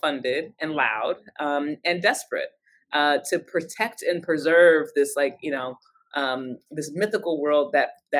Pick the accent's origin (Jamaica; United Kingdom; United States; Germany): United States; Cincinnati, Ohio; I come from Cincinnati, Ohio